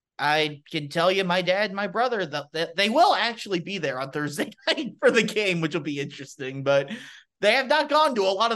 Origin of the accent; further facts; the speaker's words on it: Louisville, Kentucky, United States; I have a friend that I grew up with here in Louisville